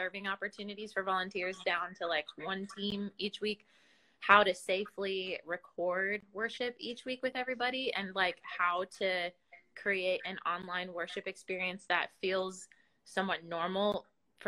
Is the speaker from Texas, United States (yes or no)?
no; Minnesota, United States; moved away as an adult; now in Nashville, United States; I'm originally from Minnesota, a small town. Well, it's not super small, but it's a town south of Minneapolis.